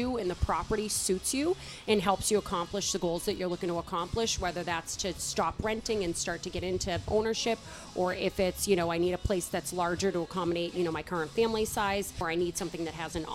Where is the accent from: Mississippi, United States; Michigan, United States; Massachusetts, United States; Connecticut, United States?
Massachusetts, United States; Boston; now in Westwood, United States; I grew up in South Boston